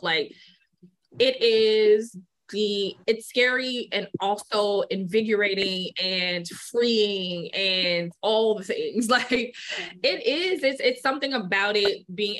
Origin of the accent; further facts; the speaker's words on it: New York City, New York, United States; born and raised in Brooklyn.